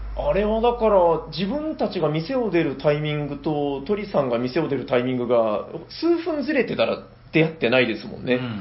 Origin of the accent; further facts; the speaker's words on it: Nagasaki, Japan; 自分長崎人なんで